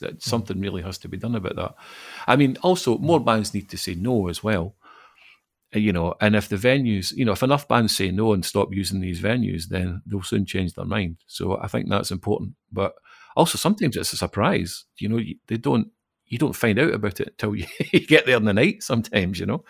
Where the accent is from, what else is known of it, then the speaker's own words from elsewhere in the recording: Falkirk, Scotland, United Kingdom; moved away as an adult; now in Glasgow, United Kingdom; I'm not from Glasgow. I, I, was born and grew up in Falkirk, but I moved here uh, about the same time we were talking about earlier, about 1999.